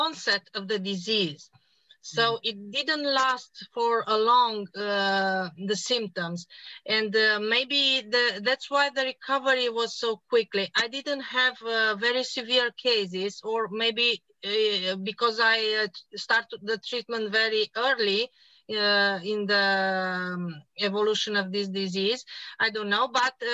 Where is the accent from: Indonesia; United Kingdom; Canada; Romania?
Romania; Cluj-Napoca, Cluj County; I am from Cluj-Napoca, Romania.